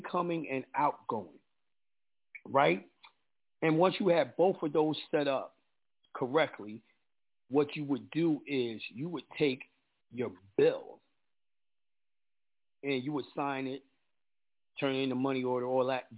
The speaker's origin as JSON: {"language": "English", "region": "New York", "country": "United States", "said": "I'm a New Yorker. You know, a lot of people around America don't like New Yorkers. I'm New Yorker to the T"}